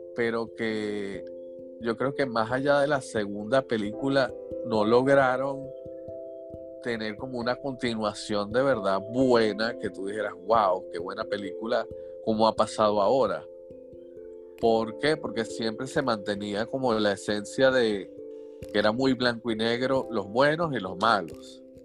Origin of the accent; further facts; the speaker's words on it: Venezuela; moved away; así somos los venezolanos. Somos los venezolanos. y todos los que trabajamos en esto somos todos migrantes y todos salimos del país